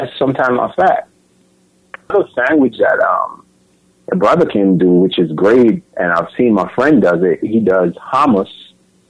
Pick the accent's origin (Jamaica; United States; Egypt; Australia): Jamaica; I've grown up with people in Jamaica